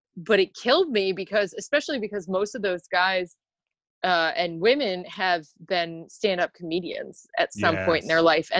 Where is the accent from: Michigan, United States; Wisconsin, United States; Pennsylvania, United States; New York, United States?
New York, United States; moved away; I grew up in New York, so most of them are on the East Coast.